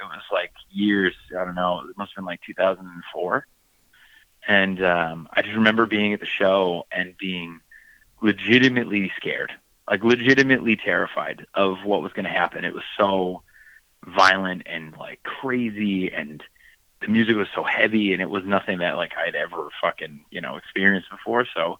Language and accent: English; New Hampshire, United States; also born or lived in Boston, United States; I'm from Boston, Massachusetts, so I'm actually technically from New Hampshire, but whatever. So, around Boston, there's just a lot of bands.